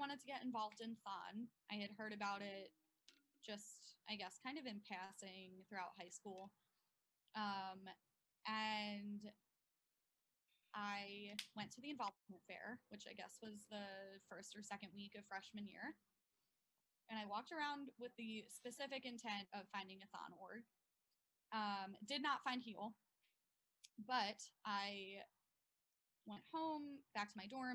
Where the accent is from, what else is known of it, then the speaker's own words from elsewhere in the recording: Bucks County, Pennsylvania, United States; I'm from Bucks County